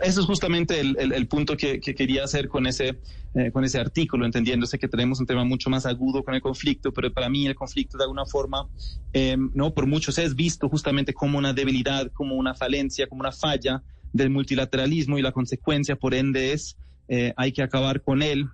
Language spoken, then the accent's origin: Spanish; Germany; siendo alemán